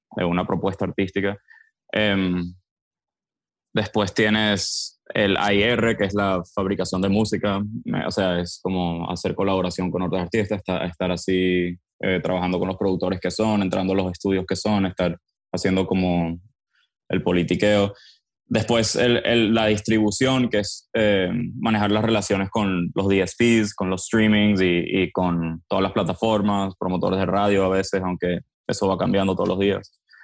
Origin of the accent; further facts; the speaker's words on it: Miami, Florida, United States; also born or lived in Venezuela; yo crecí, yo soy venezolano, pero crecí en Miami. mi, familia se mudó en el 98 a, Miami. Yo entonces crecí acá